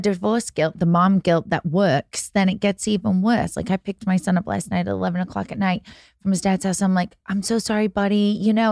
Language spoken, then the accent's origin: English; United Kingdom; being British